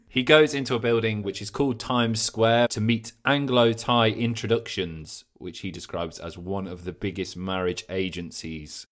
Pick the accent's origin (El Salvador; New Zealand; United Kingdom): United Kingdom; England; being an English man